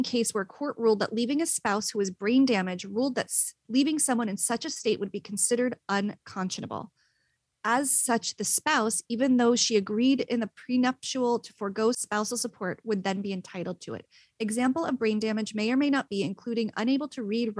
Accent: Princeton, New Jersey, United States; my hometown of Princeton, New Jersey

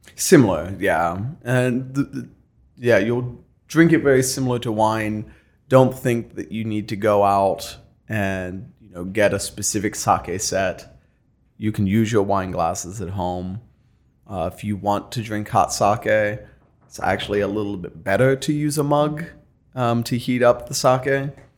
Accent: Eastern Ohio, United States; moved away as an adult; now in Columbus, United States; I'm not from Columbus. No, I'm from Eastern Ohio.

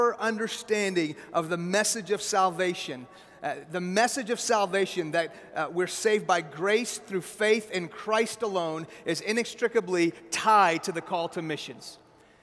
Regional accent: Houston, Texas, United States; English is a second language; also born or lived in Iran; now in Frisco, United States; I was born originally in Houston. I was 2 years old when my family moved back to Iran. And we moved to Iran in the 70s

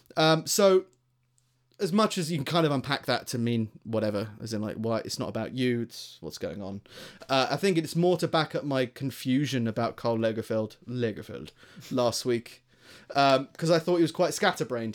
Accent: Greater London, United Kingdom; moved away as an adult; now in Stoke-on-Trent, United Kingdom; I grew up in, um, in, like, Greater London

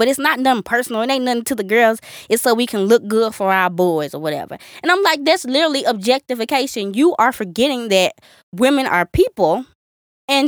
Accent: the South, United States; We're from the South

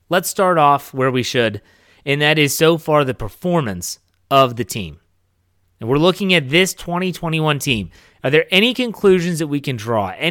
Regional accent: Wheeling, West Virginia, United States; moved away; I traveled back to my hometown of Wheeling, West Virginia

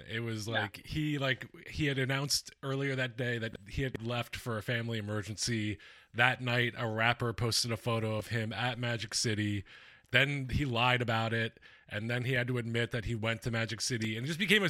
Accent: Philadelphia, Pennsylvania, United States; I'm from Philadelphia

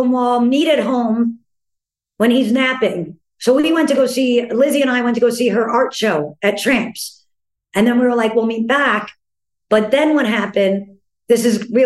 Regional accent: New York, United States; being a New Yorker because, you know, you grow up with people like Jack and Lazaro

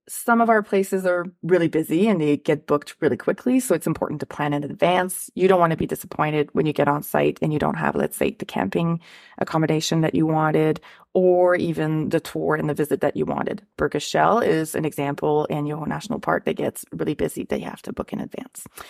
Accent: Ottawa, Ontario, Canada; I'm from Ottawa

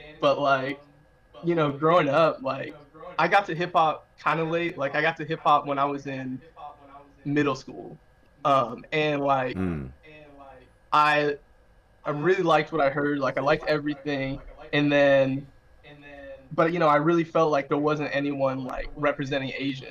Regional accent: Bloomington, Indiana, United States; I'm from Bloomington, like my parents

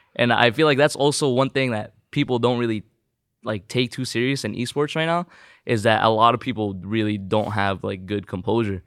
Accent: Southern California, United States; first language Tagalog; English is a second language; also born or lived in Philippines; I moved here when I was, uh, around three, four years old?

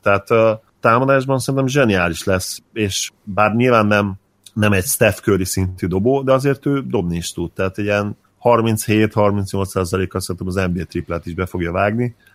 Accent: Hungary; mint magyar ember beszélek

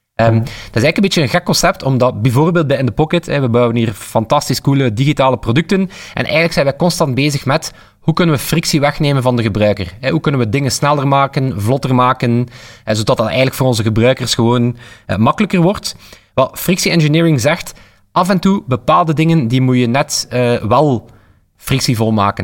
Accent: Flanders, Belgium; we als Vlaming

